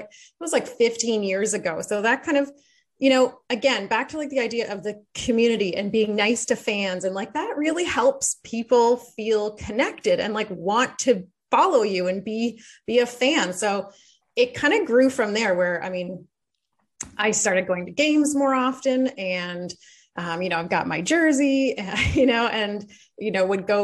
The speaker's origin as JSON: {"language": "English", "town": "Belleville", "region": "Ontario", "country": "Canada", "tie": "born or raised there", "moved": "as an adult", "lives_now": "Ottawa, Canada", "said": "I grew up in Belleville"}